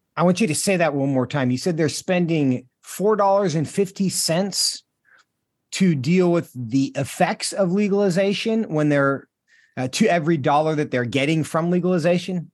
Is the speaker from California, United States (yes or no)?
no; Washington, United States; moved away as an adult; My home state of Washington, I don't live there now, but, um, I spent most of my life there